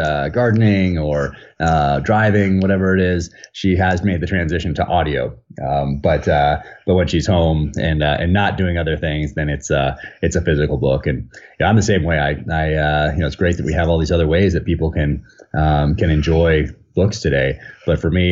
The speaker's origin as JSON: {"language": "English", "region": "Northern California", "country": "United States", "tie": "born or raised there", "moved": "as an adult", "lives_now": "Park City, United States", "said": "I grew up in Northern California, and that was all of my childhood"}